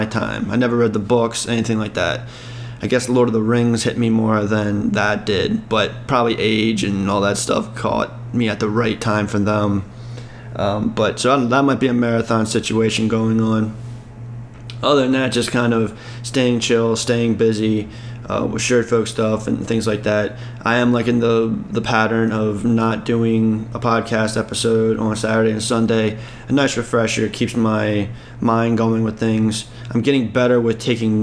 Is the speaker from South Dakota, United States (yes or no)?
no; Maryland, United States; now in Texas, United States; I'm originally from Maryland, and so that's Orioles territory. And I grew up not so much watching it on TV, but I loved what listening to on the radio